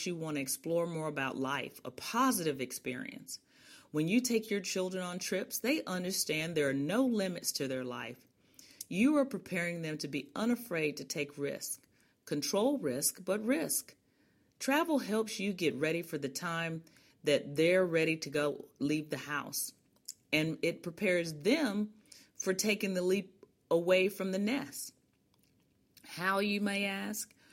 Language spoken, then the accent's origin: English; Chicago, Illinois, United States; I'm originally from Chicago, an only child of a high school math teacher and guidance counselor, and a police sergeant